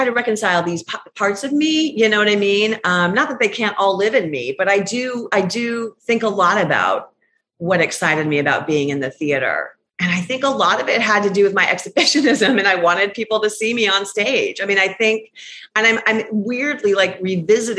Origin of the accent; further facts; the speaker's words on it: Phoenix, Arizona, United States; I'm from Phoenix